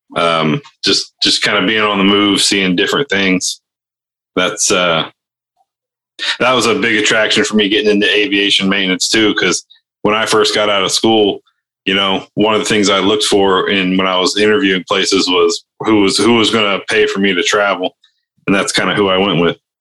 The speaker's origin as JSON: {"language": "English", "region": "Ohio", "country": "United States", "tie": "born or raised there", "moved": "yes", "said": "where I grew up in Ohio, not in Canada"}